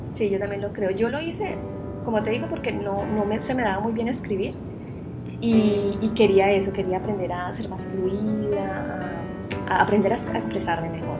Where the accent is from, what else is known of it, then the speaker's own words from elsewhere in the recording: Sevilla, Valle del Cauca, Colombia; moved away as an adult; also born or lived in Spain / Santiago de Compostela; now in Barcelona, Spain; soy sevillana de, un pueblo en Colombia que queda al norte del Valle del Cauca.